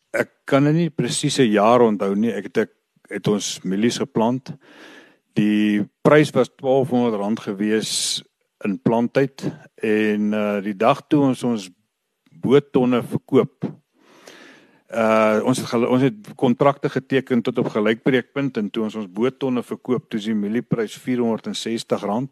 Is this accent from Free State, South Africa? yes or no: yes; Vredefort, Free State, South Africa; ek is van Vredefort. Ek is hier gebore. Ek is my lewe lank op die plaas. Ek het as kind hier groot geword.